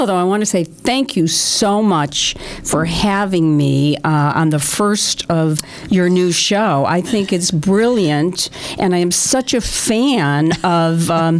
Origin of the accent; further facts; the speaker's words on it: Waterbury, Connecticut, United States; now in Litchfield, United States; When I was a young girl growing up in Waterbury